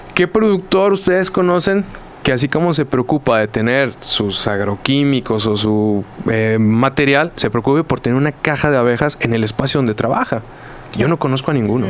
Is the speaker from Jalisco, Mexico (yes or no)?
yes; Zapopan, Jalisco, Mexico; Zapopan, de donde yo vengo, donde yo trabajo